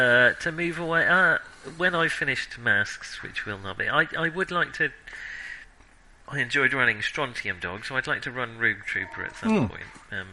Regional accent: United Kingdom; we're all British

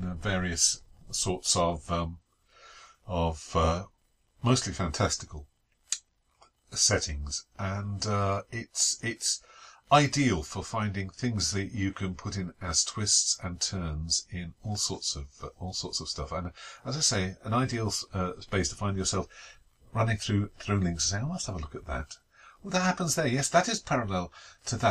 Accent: England, United Kingdom; that's as far as we got, being English

